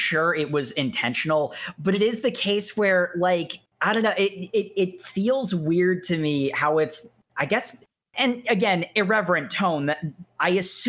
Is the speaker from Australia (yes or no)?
no; Scotland, United Kingdom; I'm Scottish. I don't think that's that big of a mystery, folks.